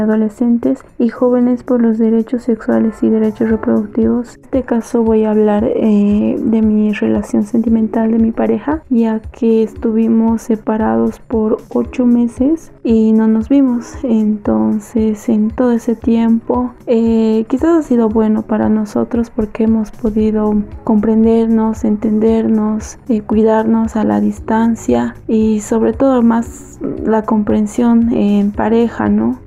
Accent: El Salvador; soy del Salvador

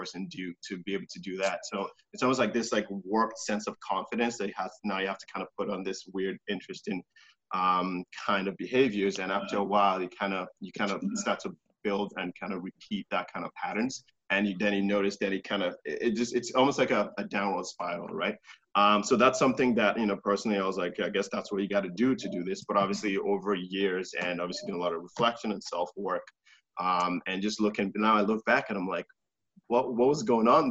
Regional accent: Nigeria; now in Canada; I was born in Nigeria

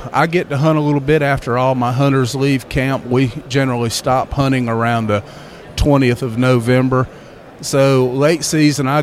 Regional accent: South Carolina, United States; also born or lived in Christian County, Kentucky; I grew up in the South Carolina, and now I'm in the upstate

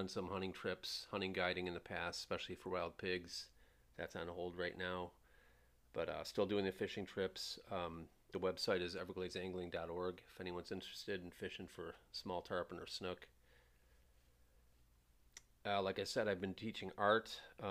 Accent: Buffalo, New York, United States; moved away as an adult; also born or lived in Grand Rapids, Michigan / Iowa; now in Miami, United States; We, around 71, I think, we moved to Buffalo, New York, where I grew up from 6 years old till I later moved away in the late 90s to Iowa. Lived there for 4 years.

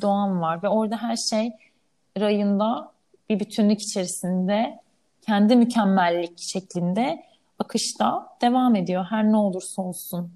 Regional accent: Istanbul, Turkey; İstanbul'da yaşıyorum, burada doğdum, büyüdüm.

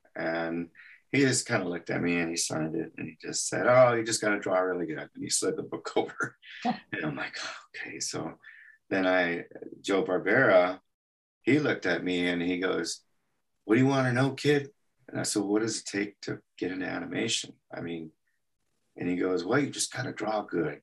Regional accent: El Paso, Texas, United States; moved away; I was born and raised in El Paso, Texas

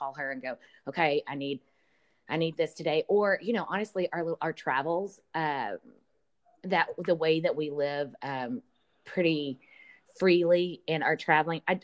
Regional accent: Podunk, Texas, United States; moved away; I'm from Podunk, Texas, 250 people.

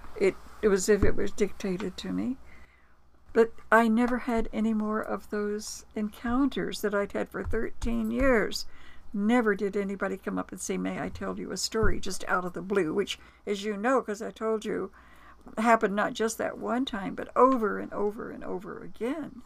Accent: Florida, United States; I'm from Florida

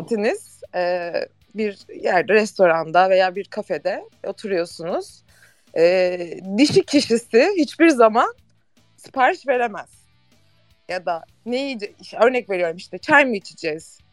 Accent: Istanbul, Turkey; Doğma büyüme de buradayım.

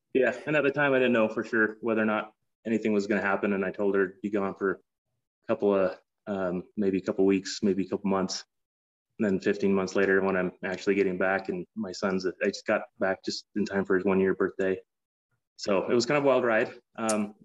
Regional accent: Salt Lake City, Utah, United States; moved away as an adult; also born or lived in San Francisco / Boston / New York / Phoenix, Arizona; I grew up in Salt Lake City.

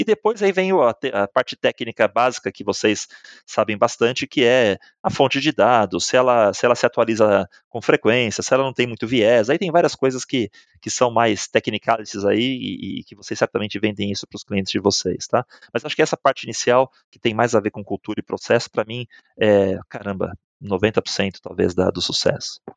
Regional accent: Santos, São Paulo, Brazil; moved away as an adult; also born or lived in Chile / Mexico; morei, nasci em Santos, numa família

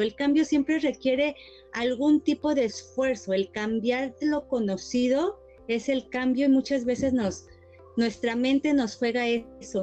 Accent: Mexico; moved away as an adult; now in Toronto, Canada; Yo soy mexicana, estudié relaciones públicas y emigré a Canadá y pues me quedé acá.

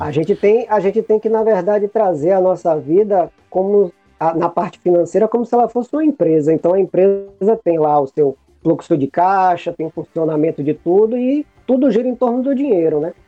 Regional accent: Bahia, Brazil; Eu sou um cara que sou da Bahia, sou teropolitano

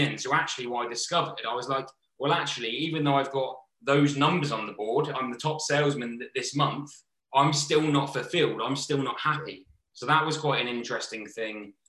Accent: Southampton, South East England, United Kingdom; also born or lived in London; I'm going back to Southampton.

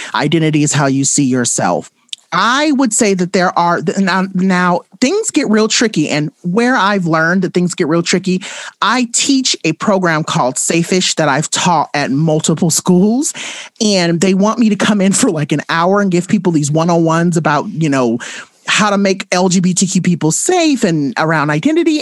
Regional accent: Compton, California, United States; I grew up in Compton.

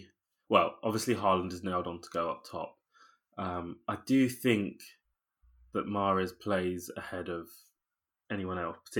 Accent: London, United Kingdom; which I know as a Londoner that supports Liverpool is throwing stones in glass houses.

